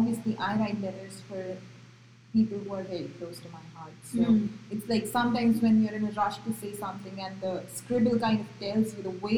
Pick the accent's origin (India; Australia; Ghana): India; Gujarat; first language Marathi; English is a second language; moved away as an adult; also born or lived in Maharashtra; now in United States; I was born in Maharashtra but brought up in Gujarat